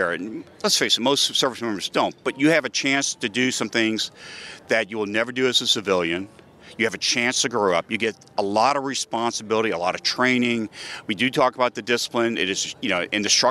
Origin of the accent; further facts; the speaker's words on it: New York, United States; I'm from New York